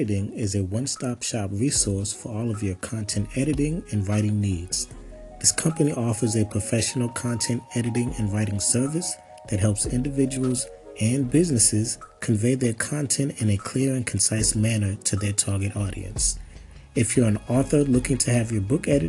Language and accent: English; Boston, Massachusetts, United States; also born or lived in Chesapeake, Virginia; I was raised in Boston, Massachusetts, actually born in Virginia, Chesapeake, Virginia. Moved to Boston when I was 2 and kind of grew up there.